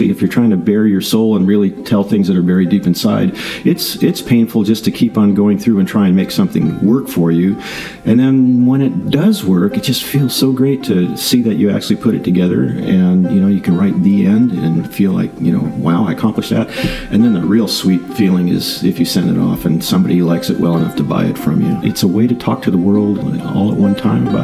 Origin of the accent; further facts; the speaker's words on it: Southern California, United States; moved away as an adult; also born or lived in Illinois / Arkansas / North Dakota / South Carolina; I was born in Illinois. I grew up in Southern California